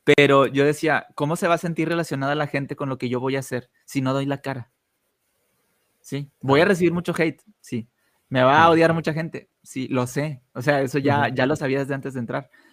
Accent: Monterrey, Nuevo León, Mexico; yo soy de Monterrey

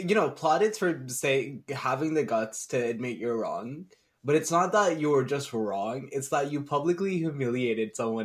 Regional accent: Pakistan; we're both Pakistani

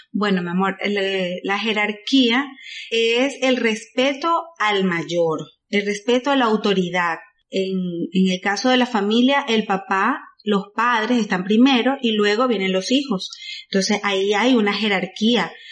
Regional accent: Güigüe, Carabobo, Venezuela; Huigüe es un pueblo que está muy cerca de Valencia, como a 45 minutos, mi pueblo querido natal.

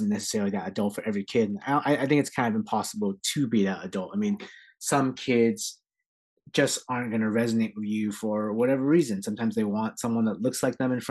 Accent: San Jose, California, United States; also born or lived in Philadelphia, Pennsylvania; I'm born and raised in San Jose, California. That's home for me

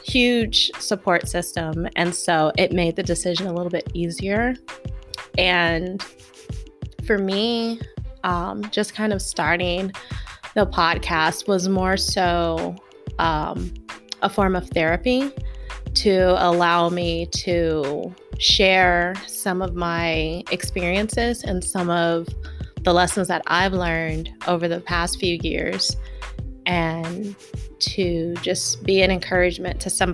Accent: Houston, Texas, United States; moved away as an adult; now in Escondido, United States; I currently live in Escondido, California. I moved out here from Houston, Texas when I joined the military, and my first and only duty station was in San Diego County, and that's what brought me to California.

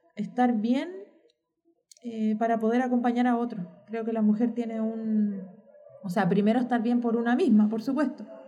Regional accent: Chile

